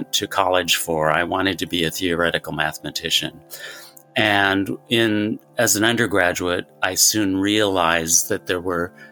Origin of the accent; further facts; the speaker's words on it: Portland, Oregon, United States; growing up in Portland, Oregon